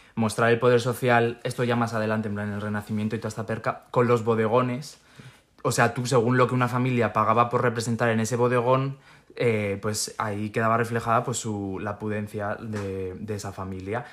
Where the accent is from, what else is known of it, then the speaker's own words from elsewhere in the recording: Spain; yo soy de España